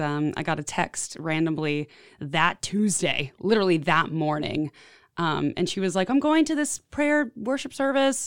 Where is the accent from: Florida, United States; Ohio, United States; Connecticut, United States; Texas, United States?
Texas, United States; Houston; moved away as an adult; now in Nashville, United States; I've been in Nashville for about eight years, and I grew up in Houston, Texas